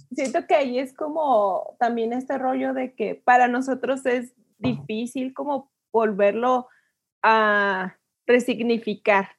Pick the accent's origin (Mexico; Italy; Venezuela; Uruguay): Mexico; como mujeres mexicanas